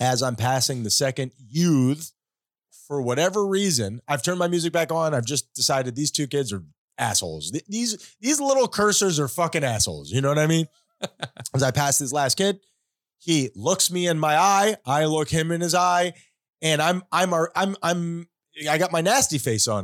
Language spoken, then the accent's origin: English; Hollywood, United States; we were growing up in Hollywood, we were not well off